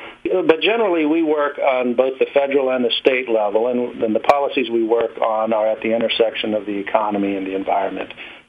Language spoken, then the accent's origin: English; North Carolina, United States; now in California, United States; my home state, North Carolina.